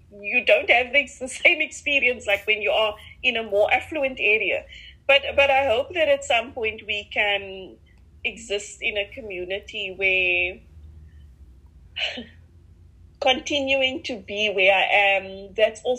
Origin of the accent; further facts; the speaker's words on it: Cape Town, Western Cape, South Africa; accent: Cape Flats; growing up in Mitchell's Plain, so Cape Flats, Cape Town